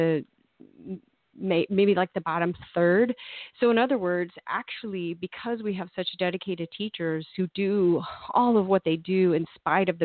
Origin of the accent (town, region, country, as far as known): Tulsa, Oklahoma, United States; born or raised there; moved away as an adult; also born or lived in Dallas, Texas / Texas / Florida / Massachusetts